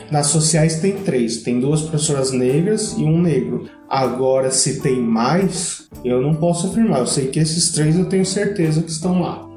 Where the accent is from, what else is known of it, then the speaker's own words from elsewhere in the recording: Brazil; nós que somos brasileiros